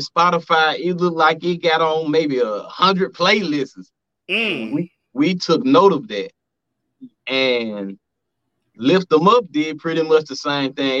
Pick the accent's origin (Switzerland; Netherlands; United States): United States; Memphis, Tennessee; I'm from Memphis, Tennessee as well. From the Black Haven Zone. BAZ for short, better known as White Haven.